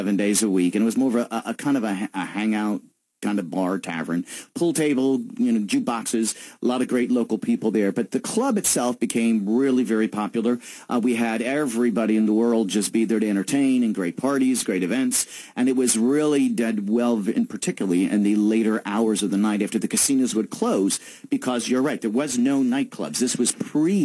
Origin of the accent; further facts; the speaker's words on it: Reading, Pennsylvania, United States; moved away as an adult; now in Atlantic City, United States; I come from Reading, Pennsylvania.